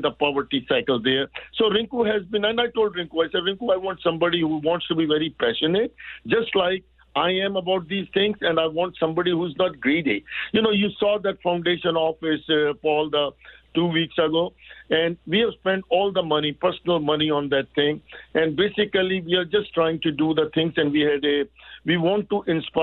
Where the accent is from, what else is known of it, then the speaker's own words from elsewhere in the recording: India; moved away as an adult; now in Canada; I'm not from Pakistan. I'm from India.